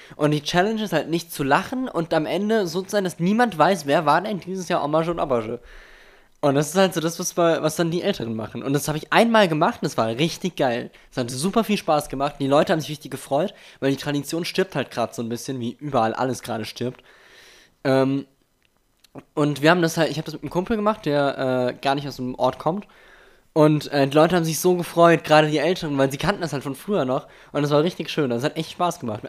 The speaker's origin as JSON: {"language": "German", "country": "Germany", "tie": "born or raised there", "said": "mein Heimatdorf"}